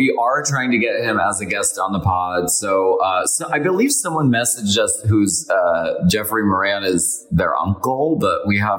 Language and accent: English; Scotland, United Kingdom; Personally, I am Scottish, and I'm a massive unionist between the four nations.